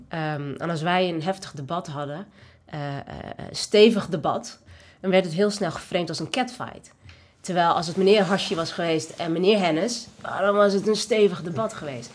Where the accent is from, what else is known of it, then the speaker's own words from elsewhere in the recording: Netherlands; ik ben geboren in Nederland. Ja. Dit is mijn thuis.